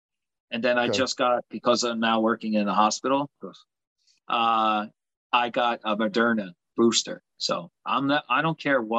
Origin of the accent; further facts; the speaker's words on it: United States; especially us as American.